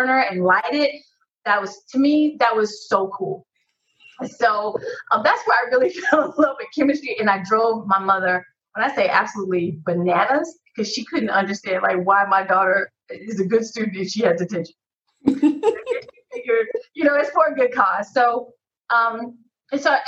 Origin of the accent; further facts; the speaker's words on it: Decatur, Georgia, United States; I grew up in Decatur, Georgia, as we finally call it, the DEC